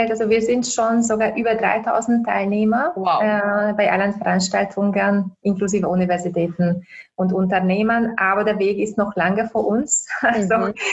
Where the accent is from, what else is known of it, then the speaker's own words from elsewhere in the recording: Hungary; German is a second language; now in Austria; ich bin in Ungarn aufgewachsen, glaube ich, das ist auch nicht zu überhören. äh, auch wenn ich äh, seit 18 Jahren schon äh, in Österreich äh, lebe.